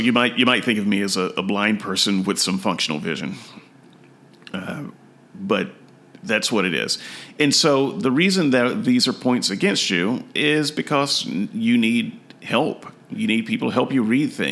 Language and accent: English; United States; I am an American